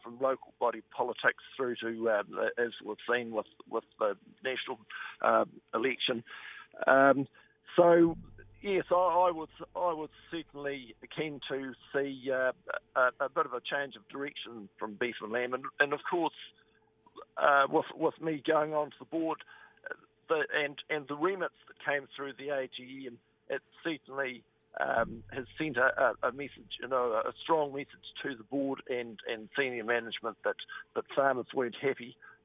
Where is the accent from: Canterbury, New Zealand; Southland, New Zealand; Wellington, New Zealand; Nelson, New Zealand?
Southland, New Zealand; Western; I was born and bred in Western Southland over near Tuatapu.